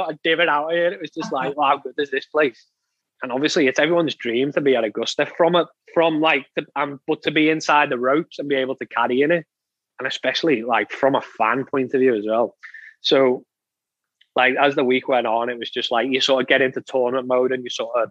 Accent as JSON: {"language": "English", "region": "England", "country": "United Kingdom", "said": "for us as being English"}